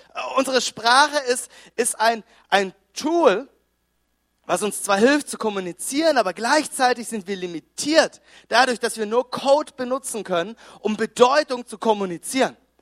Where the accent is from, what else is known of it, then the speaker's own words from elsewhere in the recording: Konstanz, Baden-Württemberg, Germany; moved away as an adult; also born or lived in Düsseldorf; wir kommen ursprünglich, ich komme aus Konstanz am, am Bodensee